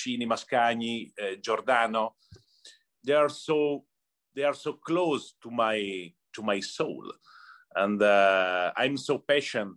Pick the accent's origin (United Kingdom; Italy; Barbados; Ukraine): Italy; Cremona, Lombardy; English is a second language; moved away as an adult; now in Detroit, United States; I grew up in Cremona. Cremona is a little town in North Italy, close to Milan